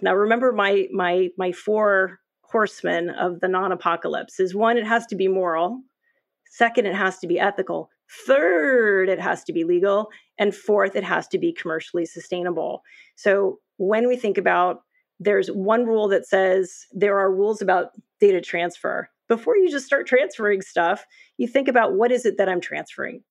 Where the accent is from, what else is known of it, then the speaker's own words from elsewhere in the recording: New York, United States; I'm a New Yorker